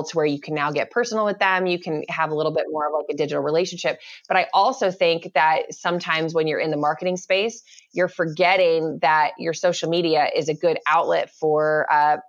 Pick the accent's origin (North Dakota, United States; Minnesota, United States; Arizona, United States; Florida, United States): Arizona, United States; Tucson; I'm from Tucson, Arizona